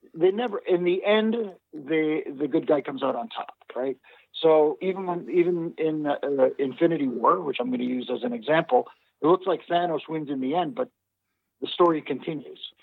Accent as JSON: {"language": "English", "country": "Canada", "said": "I'm Canadian"}